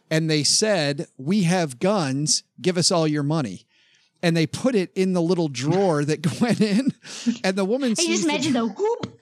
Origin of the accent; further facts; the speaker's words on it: Vicksburg, Michigan, United States; my hometown that I grew up in, Vicksburg, Michigan